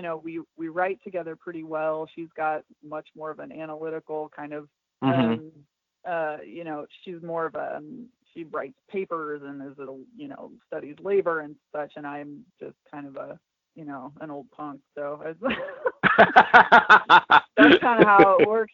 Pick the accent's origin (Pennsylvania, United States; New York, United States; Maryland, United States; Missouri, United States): Missouri, United States; St. Louis; we're from St. Louis, which is the city